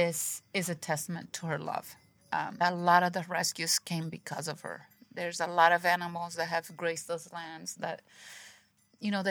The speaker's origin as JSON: {"language": "English", "country": "Brazil", "moved": "yes", "said": "I'm from Brazil, and I used to live in a city"}